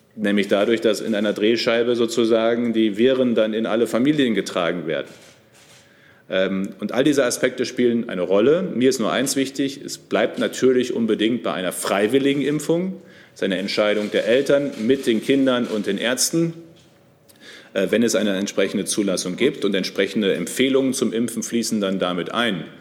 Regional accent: North Rhine-Westphalia, Germany; Ich komme aus NRW.

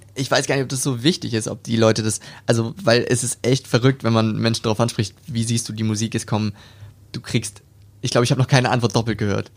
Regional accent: Hamburg, Germany; moved away as an adult; now in Stuttgart, Germany; ich komme aus dem Norden von Deutschland, also aus Hamburg, da bin ich geboren und bin dort aufgewachsen

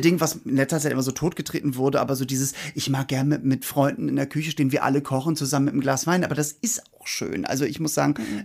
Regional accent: Hamburg, Germany; ich bin ja Hamburger

